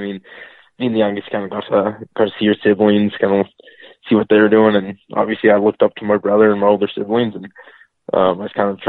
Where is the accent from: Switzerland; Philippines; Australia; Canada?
Canada; Red Deer, Alberta; Red Deer, Alberta.